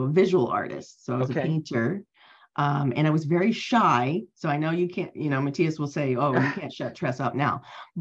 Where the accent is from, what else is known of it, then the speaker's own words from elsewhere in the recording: Cincinnati, Ohio, United States; moved away as an adult; now in Los Angeles, United States; I am originally from Cincinnati, Ohio, which is in the Midwest.